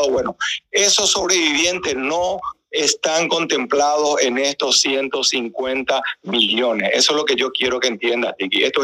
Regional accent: Paraguay; moved away as an adult; now in Miami, United States; Que yo que soy paraguayo, ¿verdad? Que vivo acá hace 40 años

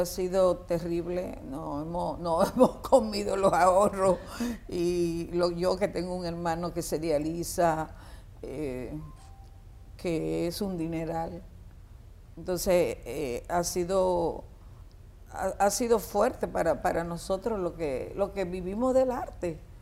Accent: Dominican Republic; also born or lived in Puerto Rico; Todos somos dominicanos.

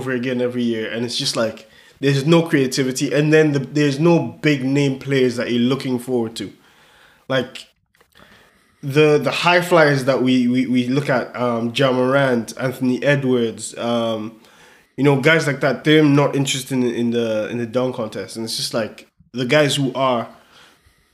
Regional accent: Nigeria; I'm Nigerian

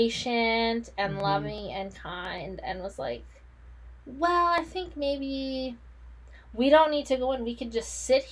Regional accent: Canada; we're Canadian

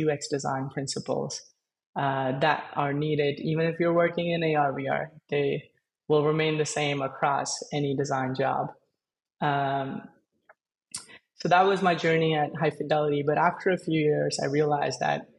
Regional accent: India; I was born and I grew up in India.

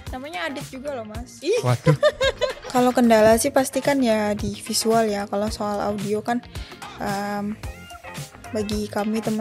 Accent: Jakarta, Indonesia; now in Yogyakarta, Indonesia; Asalnya dari Jakarta.

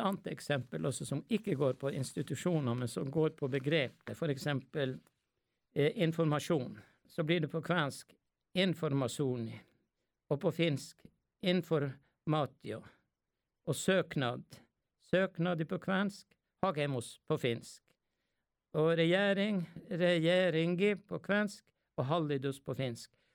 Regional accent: Skallelv, Finnmark, Norway; jeg har jo kvensk eh, og lært det hjemme i, i Skallel ved Galli

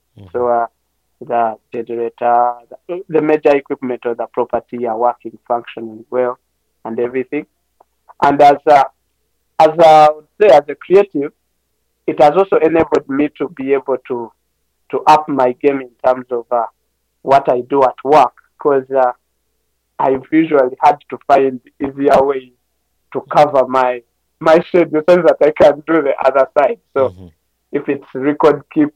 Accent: Uganda; for us as Ugandans

